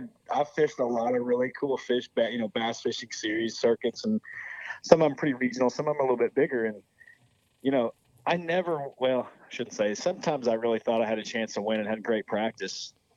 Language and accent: English; Midwest, United States; Like, man, all we're trying to do, we all grew up in the Midwest. I don't know how it is up there, but we grew up in the Midwest going to check-in stations